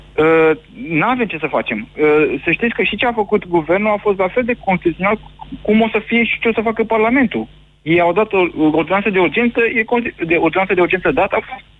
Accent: Oltenia, Romania; also born or lived in Sălaj; now in Bucharest, Romania; de loc sunt din Sălaj și crescut în Oltenia

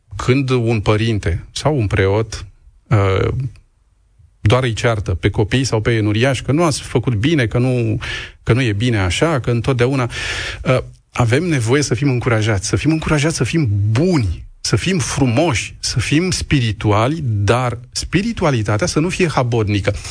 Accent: Romania; also born or lived in Moldova region near Roman (ancestral roots); nu sunt ungur, sunt român

